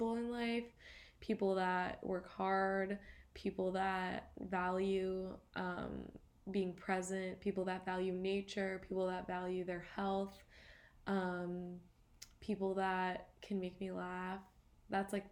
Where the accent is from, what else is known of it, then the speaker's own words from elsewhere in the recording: Grosse Pointe, Michigan, United States; moved away as an adult; now in Boston, United States; growing up in Grosse Pointe